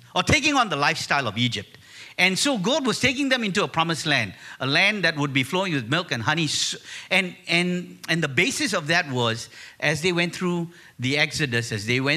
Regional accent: Malaysia; we're from Malaysia, she's Chinese in her makeup and I'm Sri Lankan in mine

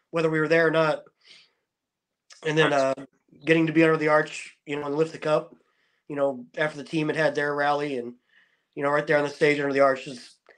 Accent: Potosi, Missouri, United States; Yeah, I grew up in Potosi, about an hour south.

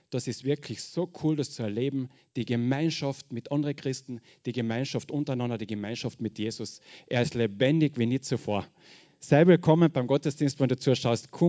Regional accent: Carinthia, Austria; accent: Carinthian; ich sage gleich, ich rede Kärntnerisch, ich hoffe, wir brauchen keinen Dolmetscher. Hochdeutsch geht noch nicht.

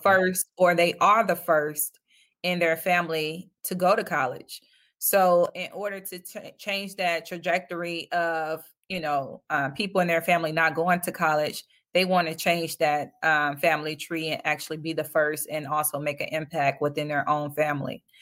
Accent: Detroit, Michigan, United States; I'm from Detroit

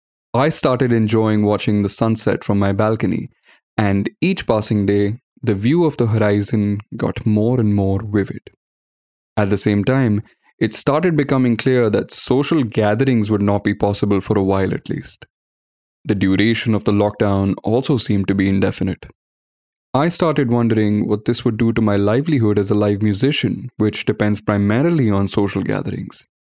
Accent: Srinagar, Jammu and Kashmir, India; now in Bangalore, India; Growing up in Kashmir, I had experienced lockdowns and curfews many times before. But this was the first time I was experiencing it in Bangalore, and it was quite surreal.

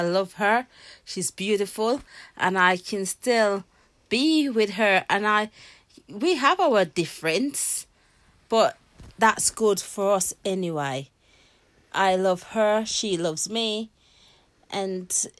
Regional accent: Jamaica; now in United Kingdom; I was born in Jamaica

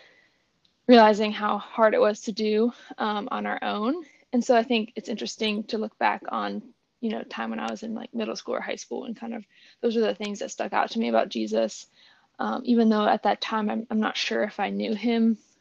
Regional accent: State College, Pennsylvania, United States; moved away as an adult; also born or lived in Chattanooga, Tennessee / Bloomington, Indiana; now in Washington, D.C., United States; I am from State College, Pennsylvania. That's where I was born, and it's where I went to college

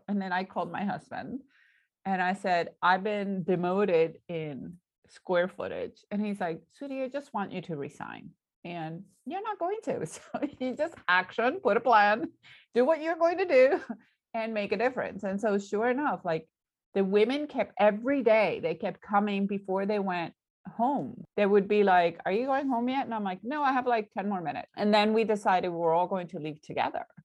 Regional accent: Puerto Rico; moved away; he's also Puerto Rican, he also grew up like me

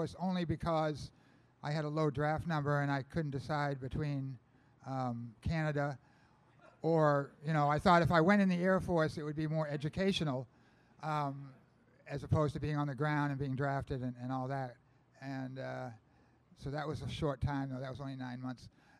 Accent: Falmouth, Maine, United States; I was growing up in Falmouth.

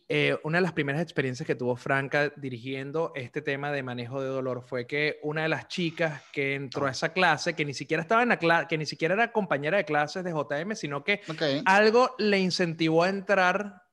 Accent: Venezuela; moved away; como venezolanos

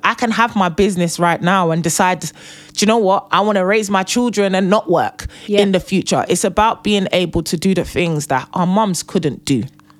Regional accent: Nigeria; I am Nigerian and I am the first daughter.

